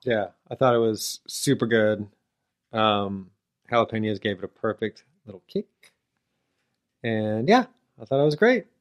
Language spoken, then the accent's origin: English; United States; me, as an American